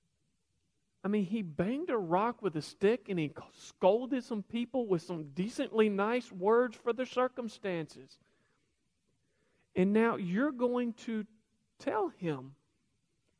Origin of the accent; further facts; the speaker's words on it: Kentucky, United States; I'm from Kentucky. We'd say he pitched a fit.